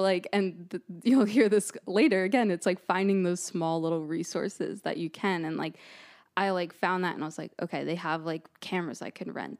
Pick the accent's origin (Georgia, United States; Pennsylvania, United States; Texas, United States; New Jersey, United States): New Jersey, United States; moved away as an adult; also born or lived in East Stroudsburg; now in Boston, United States; I'm from New Jersey originally